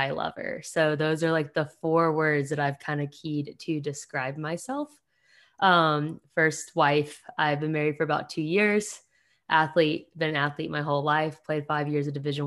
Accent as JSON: {"language": "English", "area": "Paulding County", "region": "Georgia", "country": "United States", "tie": "born or raised there", "also_born_or_lived": "Dunwoody, Georgia / East Cobb, Georgia", "said": "I grew up predominantly in Paulding County."}